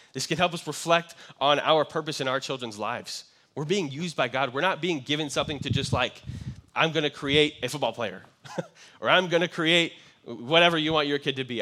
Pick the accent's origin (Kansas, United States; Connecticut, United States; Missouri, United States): Kansas, United States; moved away; growing up in Kansas, I had some friends who had ranches